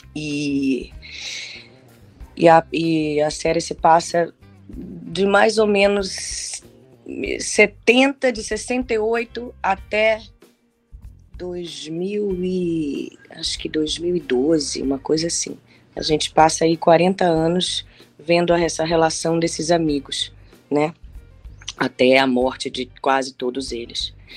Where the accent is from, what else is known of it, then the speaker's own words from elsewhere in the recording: Salvador, Bahia, Brazil; moved away as an adult; Lá em Salvador, eu sou da Bahia, né? Morei lá até os meus 24 anos.